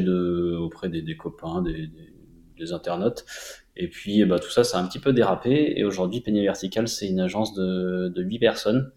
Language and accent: French; Montélimar, Auvergne-Rhône-Alpes, France; moved away as an adult; now in Annecy, France; j'ai grandi à Montélimar